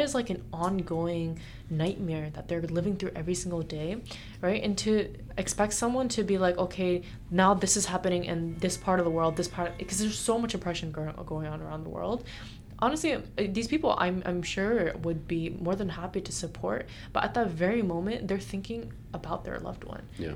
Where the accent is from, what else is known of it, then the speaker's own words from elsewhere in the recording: United States; being born and raised in America